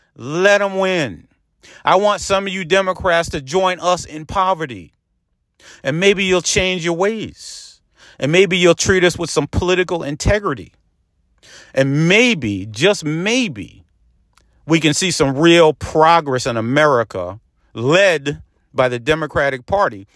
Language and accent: English; Peekskill, New York, United States; in my hometown of Peekskill